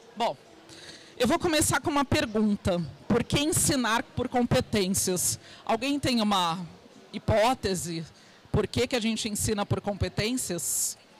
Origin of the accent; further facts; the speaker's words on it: Santos, São Paulo, Brazil; Eu sou de Santos, litoral, aqui de São Paulo